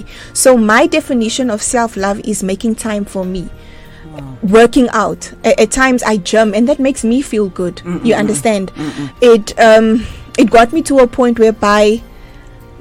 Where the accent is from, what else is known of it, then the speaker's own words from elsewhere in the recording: Middelburg, Mpumalanga, South Africa; from Middelburg